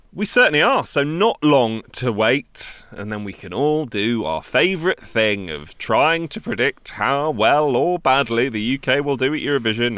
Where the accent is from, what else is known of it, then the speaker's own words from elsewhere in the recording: England, United Kingdom; this is me asking as, as an English person